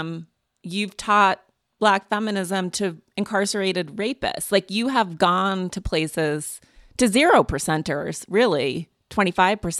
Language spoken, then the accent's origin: English; Montana, United States; moved away; I'm from Montana, which is a purple state